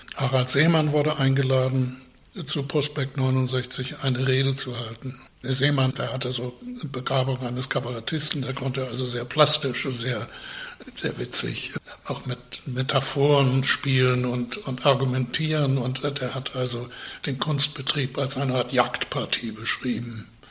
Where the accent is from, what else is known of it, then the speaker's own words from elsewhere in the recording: Northern Germany, Germany; ich war ein Norddeutscher